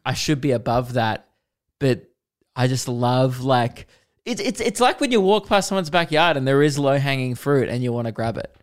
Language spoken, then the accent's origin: English; Melbourne, Victoria, Australia; biggest shows I've ever done in my hometown